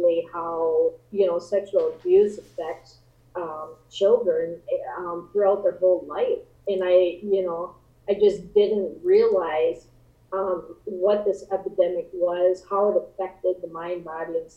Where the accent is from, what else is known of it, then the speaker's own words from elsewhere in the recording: Midwest, United States; growing up in the Midwest